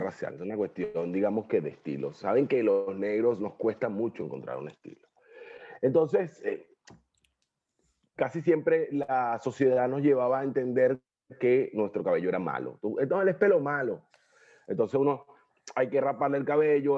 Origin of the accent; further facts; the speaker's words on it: Guarenas, Miranda, Venezuela; moved away as an adult; also born or lived in Guatire / Caracas; now in Asunción, Paraguay; nací en Guarenas, me crié en Guarenas, Guatire, Caracas, lo que llamamos la Gran Caracas